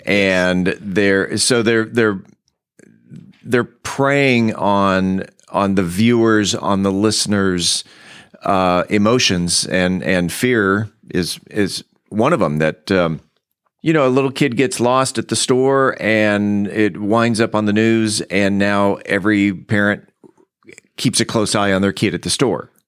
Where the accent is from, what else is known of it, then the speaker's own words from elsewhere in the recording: San Diego, California, United States; now in Mansfield, United States; I grew up in San Diego